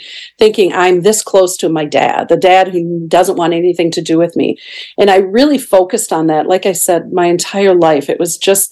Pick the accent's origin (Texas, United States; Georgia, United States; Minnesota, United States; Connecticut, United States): Minnesota, United States; southern; I was raised the oldest of 3 daughters from southern Minnesota.